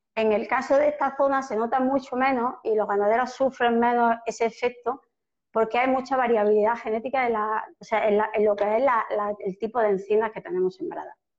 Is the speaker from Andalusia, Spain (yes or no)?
yes; north of Córdoba province, Andalusia, Spain; estamos en el norte de la provincia de Córdoba, en el norte de Andalucía